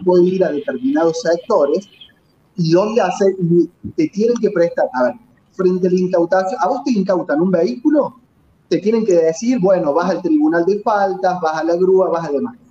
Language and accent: Spanish; Córdoba, Argentina; En Córdoba, eh, como cordobés